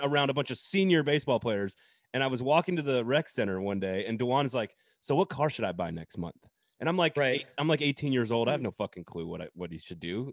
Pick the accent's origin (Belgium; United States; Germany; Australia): United States; Madison, Wisconsin; moved away; also born or lived in Tennessee; from Madison originally